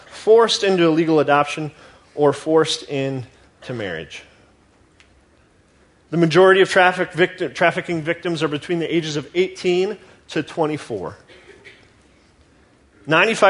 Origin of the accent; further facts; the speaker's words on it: United States; as American Christians